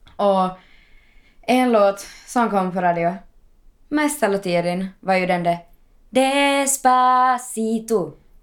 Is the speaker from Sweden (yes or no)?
no; Ostrobothnia, Finland; now in Helsinki, Finland; jag var där hemma i Österbotten